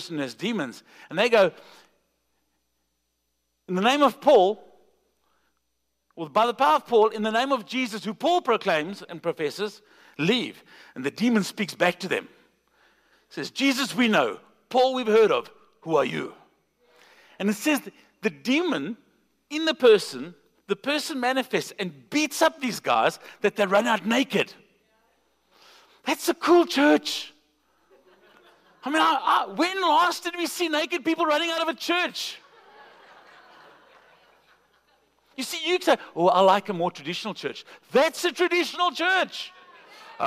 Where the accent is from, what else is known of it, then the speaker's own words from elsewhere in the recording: South Africa; I'm from South Africa